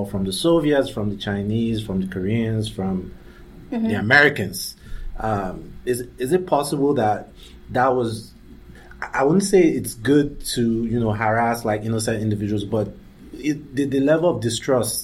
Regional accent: Nigeria; moved away; also born or lived in Abuja, Nigeria; I'm from Nigeria. And in Africa, growing up in Africa

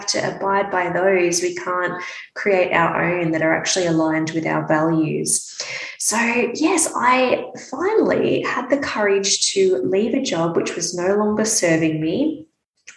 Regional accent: Melbourne, Victoria, Australia; moved away as an adult; now in Brisbane, Australia; I'm from Melbourne and I grew up in Melbourne. I've lived most of my life in Melbourne

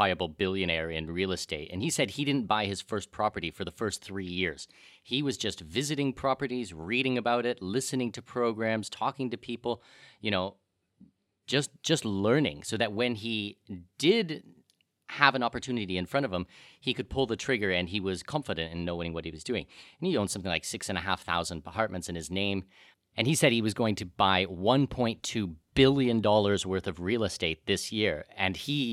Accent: southwestern Ontario, Canada; moved away; my hometown back in southwestern Ontario

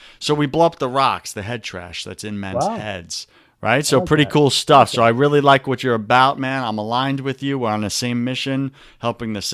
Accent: New York, United States; accent: New York; my New York accent

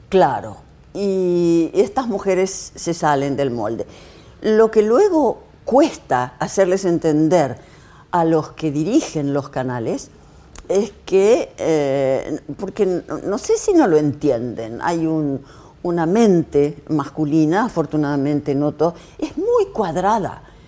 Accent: Argentina; como representante argentina

